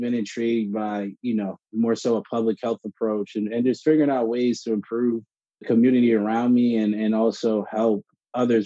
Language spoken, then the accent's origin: English; South Orange, New Jersey, United States; I grew up in South Orange, New Jersey